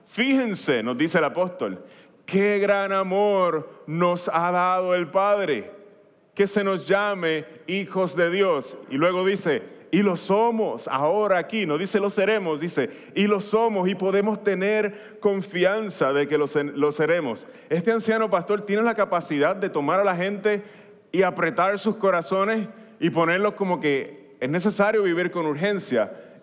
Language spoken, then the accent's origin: Spanish; Puerto Rico